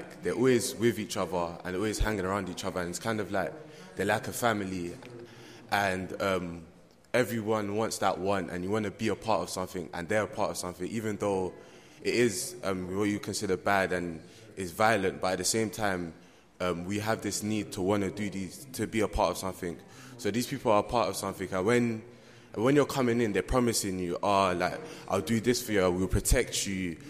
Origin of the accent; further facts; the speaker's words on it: London, United Kingdom; I'm 17. I'm from Brixton.